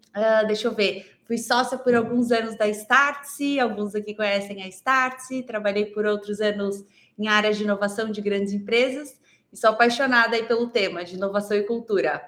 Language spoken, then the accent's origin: Portuguese; Goiânia, Goiás, Brazil; now in São Paulo, Brazil; sou goiana, moro aqui em São Paulo, mas Legal. eu sou goiana, nasci lá em Goiânia